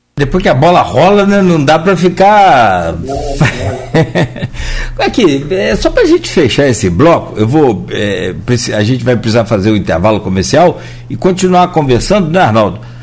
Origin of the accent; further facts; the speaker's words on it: Italva, Rio de Janeiro, Brazil; eu, eu, sou de Italva, então eu conheço essa região noroeste muito